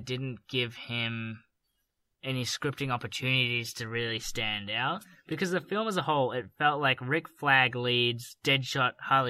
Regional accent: Australia; we're Australian

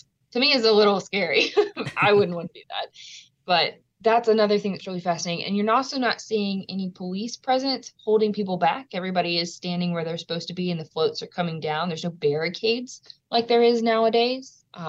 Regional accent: Louisiana, United States; born or raised there

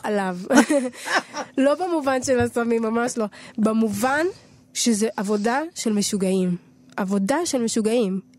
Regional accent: Tel Aviv, Tel Aviv District, Israel; נולדתי בתל אביב

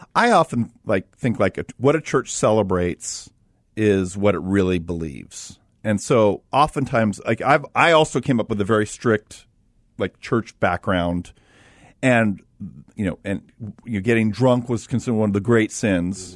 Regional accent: Los Angeles, California, United States; I grew up in Los Angeles

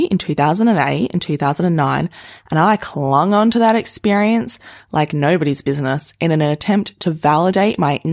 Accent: Perth, Western Australia, Australia; I grew up in Perth where we only get winter rain.

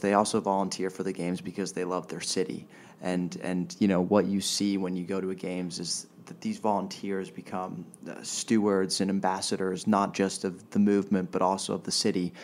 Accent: Switzerland; moved away as an adult; now in Los Angeles, United States; growing up in Switzerland

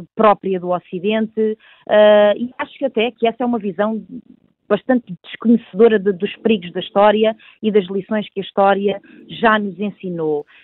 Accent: Portugal; sou portuguesa

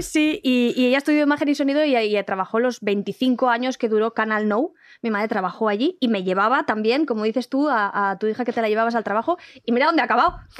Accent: Valencian Community, Spain; moved away as an adult; also born or lived in Andalusia; now in Madrid, Spain; yo soy valenciana, pero yo he encontrado en Madrid, es que me dan ganas de llorar, te lo juro, una casa

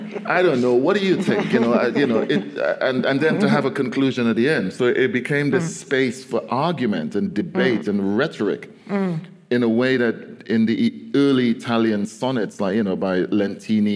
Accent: Trinidad & Tobago; as a Caribbean poet, as a Trinidadian poet, I have access to not just standard English

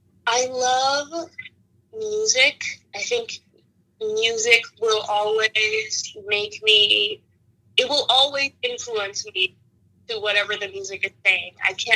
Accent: Austin, Texas, United States; also born or lived in Mexico City, Mexico / Cedar Park, Texas; I was born in Mexico City, and when I was 10, my family chose Austin to immigrate to the United States, and I grew up just north of Austin in Cedar Park

